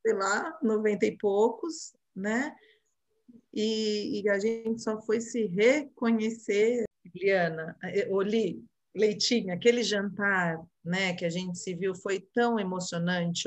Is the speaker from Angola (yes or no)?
no; Brazil; Eu sou brasileira? Sou.